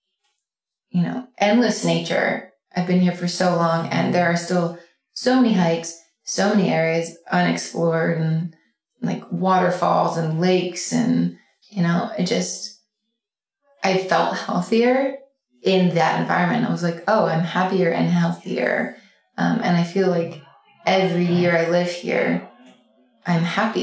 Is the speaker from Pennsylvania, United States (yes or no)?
yes; Philadelphia, Pennsylvania, United States; moved away as an adult; now in Ashland, United States; I grew up in Philadelphia.